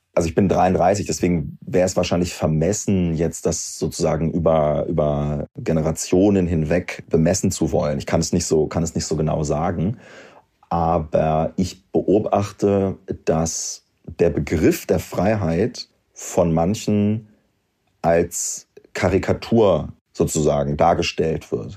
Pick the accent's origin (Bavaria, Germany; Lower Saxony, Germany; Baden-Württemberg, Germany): Lower Saxony, Germany; Göttingen; also born or lived in Wolfenbüttel; Ich komme ja aus Göttingen, das ist eine Studentenstadt